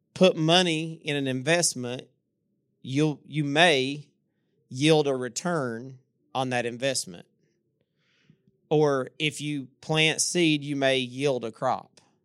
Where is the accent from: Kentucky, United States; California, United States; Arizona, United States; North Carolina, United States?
Kentucky, United States; Inez; also born or lived in Louisa; I'm from Louisa. I'm from, actually, I'm from Inez, even smaller than Louisa.